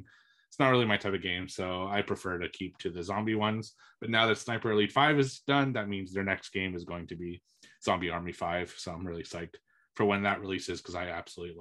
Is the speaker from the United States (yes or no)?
no; Canada; as a Canadian